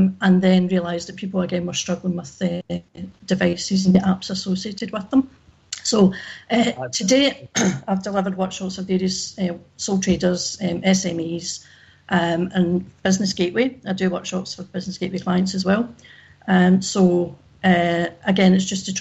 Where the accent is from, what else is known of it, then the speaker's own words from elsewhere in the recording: Glasgow, Scotland, United Kingdom; now in Ayr, United Kingdom; I live in Ayr, but I'm from Glasgow originally.